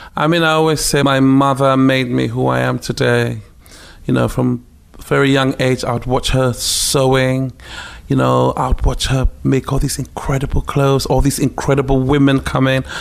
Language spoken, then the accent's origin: English; Ghana; moved away; also born or lived in Takoradi, Ghana / Accra, Ghana; growing up in ghana but on a military base